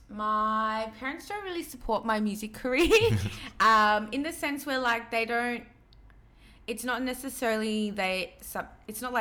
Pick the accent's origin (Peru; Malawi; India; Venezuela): Peru; obviously I'm Latin American. I'm from Peru.